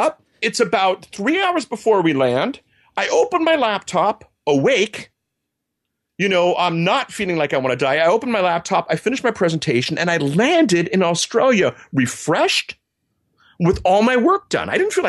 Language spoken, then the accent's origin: English; Berlin, Germany; I grew up in Germany. My folks worked for the U.S. military. And yeah. when you grow up in the 80s next to the Berlin Wall, that might explain my political science degree.